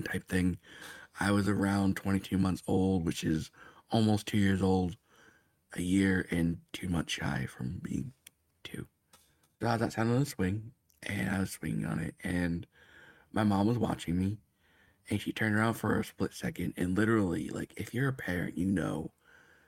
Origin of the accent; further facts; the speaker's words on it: Bradenton, Florida, United States; I was born in Bradenton, Florida